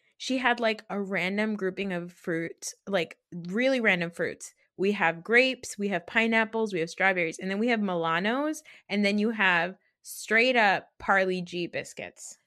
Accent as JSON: {"language": "English", "region": "New Jersey", "country": "United States", "tie": "born or raised there", "said": "I'm from New Jersey. I've grown up around a lot"}